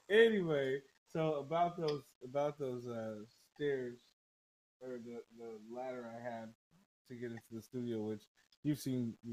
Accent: Indiana, United States; moved away; hey, let me tell you this. When I left Indiana, the motherfuckers trea

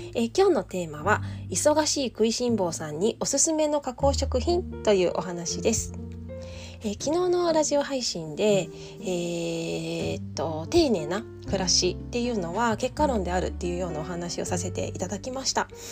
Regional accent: eastern Japan, Japan; now in Okayama, Japan; 私は東日本出身なので

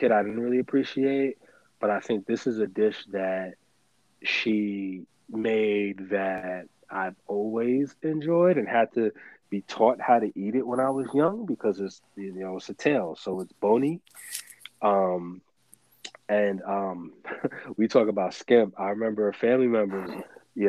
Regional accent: United States; A big part of my pride as a Jamaican, and even though I was born here in the States, that's how I identify. Both my parents are not from here. I'm first generation American

